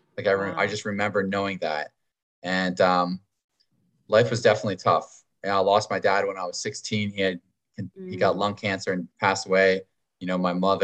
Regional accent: Pennsylvania, United States; now in Wilmington, United States; I'm originally from Pennsylvania and it is actually a very beautiful place

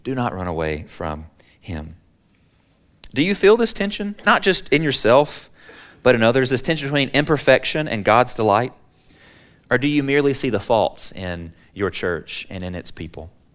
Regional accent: Alabama, United States; now in Texas, United States; I'm a Texan by choice, but I'm an Alabamian by birth

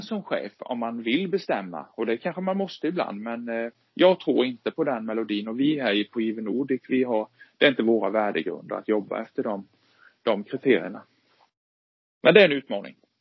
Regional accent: Sweden; also born or lived in Vetlanda; som svensk

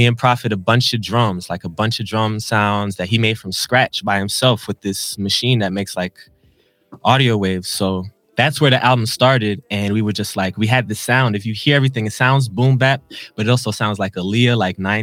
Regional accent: Buffalo, New York, United States; moved away as an adult; also born or lived in Brooklyn, New York / California

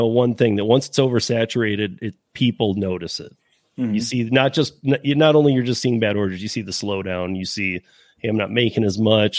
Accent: Michigan, United States; moved away; I'm from Michigan originally

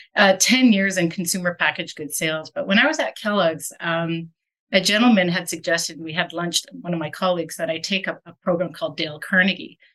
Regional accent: Winnipeg, Manitoba, Canada; now in Calgary, Canada; I was born in Winnipeg

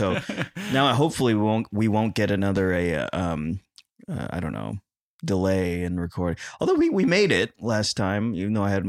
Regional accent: Philippines; I'm Filipino. And we are the Hispanics of the East.

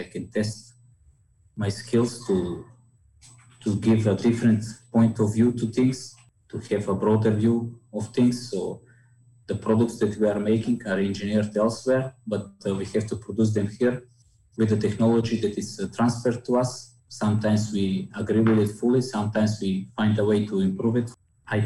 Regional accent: Kočani, North Macedonia; I'm from Macedonia

